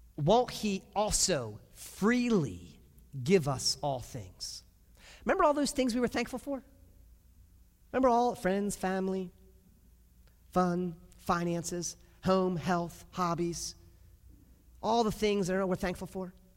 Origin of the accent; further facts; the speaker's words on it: United States; we as nice American Christians and parents